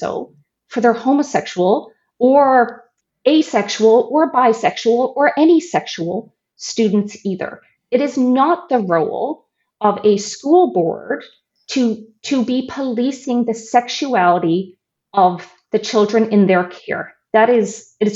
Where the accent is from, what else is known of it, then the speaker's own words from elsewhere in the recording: Newfoundland and Labrador, Canada; now in Ontario, Canada; I'm from Newfoundland, and we don't have a Catholic school system anymore